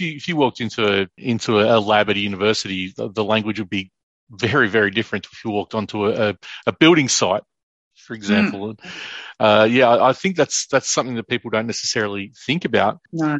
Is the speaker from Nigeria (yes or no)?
no; Ararat, Victoria, Australia; also born or lived in Northern Territory; as a kid growing up in Ararat